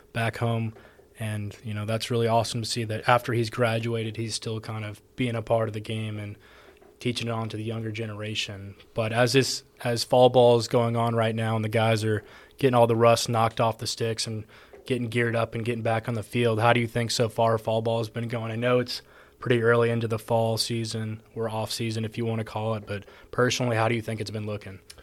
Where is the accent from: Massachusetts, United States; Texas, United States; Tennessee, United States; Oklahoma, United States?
Texas, United States; moved away as an adult; now in Georgia, United States; I'm from Texas, over here in Georgia